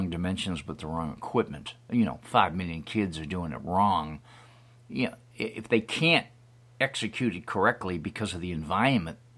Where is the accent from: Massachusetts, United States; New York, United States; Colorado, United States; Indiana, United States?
Massachusetts, United States; Hanson; from Hanson, Massachusetts.